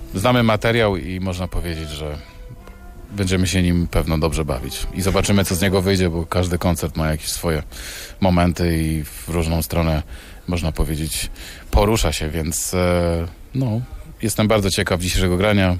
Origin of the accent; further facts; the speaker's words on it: Poland; jestem artystą z Polski